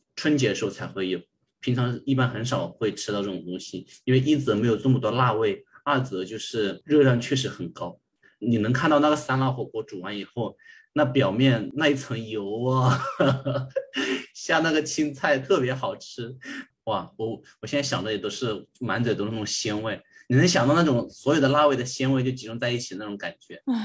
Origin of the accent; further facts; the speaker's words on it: Yiyang, Hunan, China; 源头就在我家乡益阳